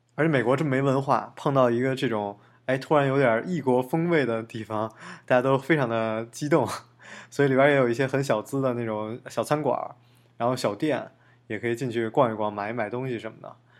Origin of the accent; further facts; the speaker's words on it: Beijing, China; now in United States; 从小在北京啊， 就有北京动物园